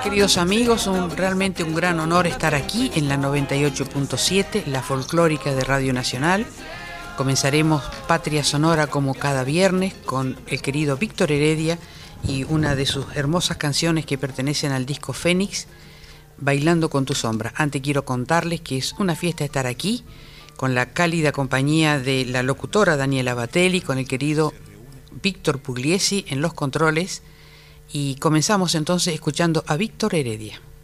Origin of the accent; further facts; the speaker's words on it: Argentina; como argentinos